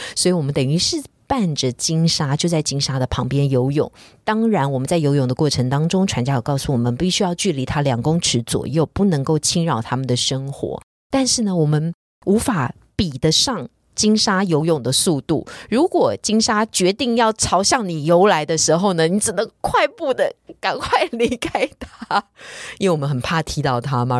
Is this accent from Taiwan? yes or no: yes; Taiwan; 也许我们台湾人对于素物的了解并不是非常多